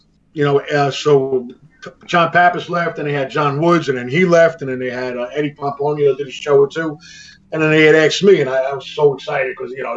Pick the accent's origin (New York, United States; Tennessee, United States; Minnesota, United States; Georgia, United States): New York, United States; New York City; also born or lived in Astoria, Queens; I grew up in Jackson Heights, like Danny.